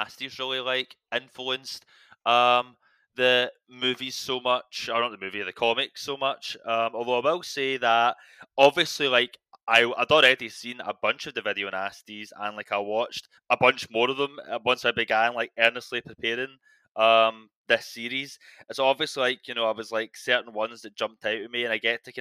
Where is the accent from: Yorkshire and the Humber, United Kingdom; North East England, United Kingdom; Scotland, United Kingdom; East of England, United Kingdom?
Scotland, United Kingdom; I'm Scottish